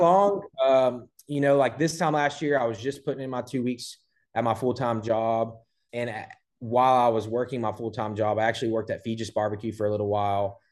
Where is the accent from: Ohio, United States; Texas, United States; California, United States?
Texas, United States; Port Neches; also born or lived in Houston / Beaumont; I grew up in Port Neches, uh, went to P and G High School